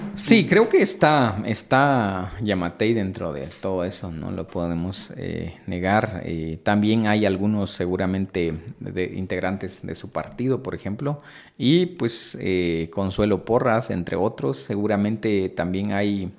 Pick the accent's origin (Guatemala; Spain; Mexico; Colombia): Guatemala; como guatemaltecos